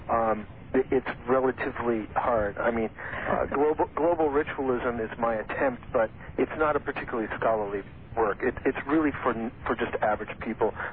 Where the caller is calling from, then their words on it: Moraga, California, United States; I'm calling from Moraga, California.